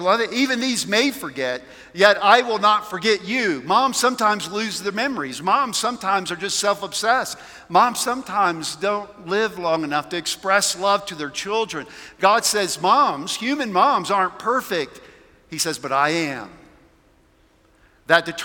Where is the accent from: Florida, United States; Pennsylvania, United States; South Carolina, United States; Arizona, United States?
South Carolina, United States; now in Colorado, United States; I'm from South Carolina